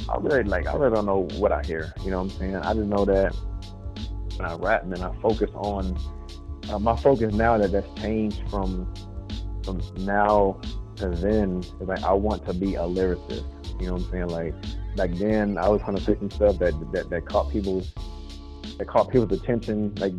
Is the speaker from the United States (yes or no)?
yes; Texas, United States; moved away as an adult; also born or lived in Germany / Columbus, Georgia; now in Georgia, United States; I was stationed in Georgia before I got out of the Air Force. And so I got a job over here. But originally I'm from Texas, man. Not born, but raised. I'm born in Germany. My dad was Army.